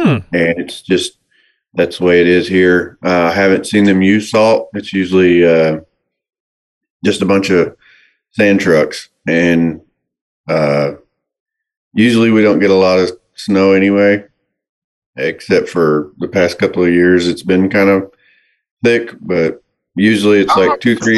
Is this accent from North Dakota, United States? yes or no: no; Tulsa, Oklahoma, United States; I'm from Tulsa, Oklahoma